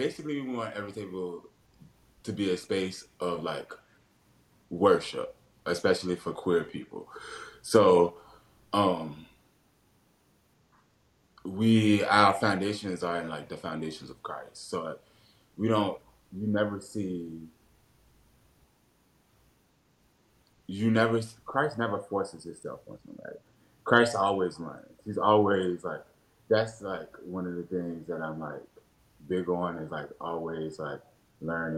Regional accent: Richmond, Virginia, United States; I was born and raised in Churchill

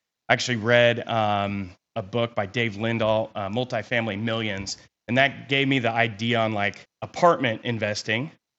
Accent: Kansas, United States; also born or lived in California; So, I was born in California. We kind of hopped around a little bit as a kid. We landed in Kansas, in high school. So I've been here for 23 years.

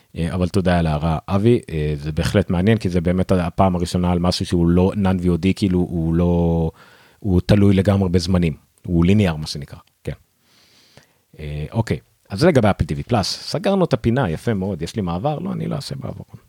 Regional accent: Ramla, Central District, Israel; אני באתי מרמלה

